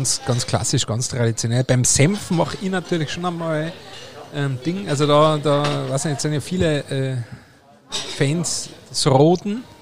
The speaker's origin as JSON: {"language": "German", "country": "Austria", "said": "Aber als Österreicher bin ich ja schon immer sehr senfaffin gewesen."}